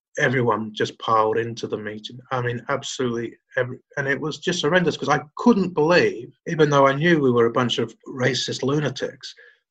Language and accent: English; London, United Kingdom; I grew up in Lee, which is in Lewisham, southeast London.